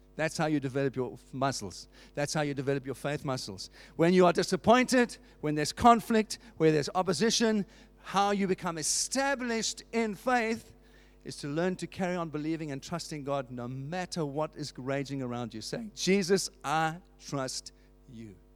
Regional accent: South Africa; I grew up in South Africa under apartheid.

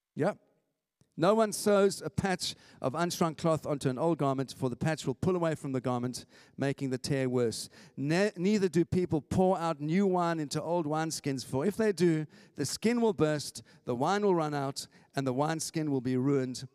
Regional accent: South Africa; moved away as an adult; now in St Albans, United Kingdom; I'm an immigrant. I came from South Africa

